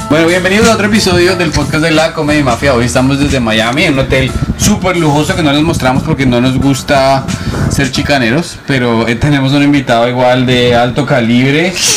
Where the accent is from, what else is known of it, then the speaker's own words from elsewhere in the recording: Colombia; now in New York, United States; somos comediantes colombianos, que estamos haciéndolo desde Nueva York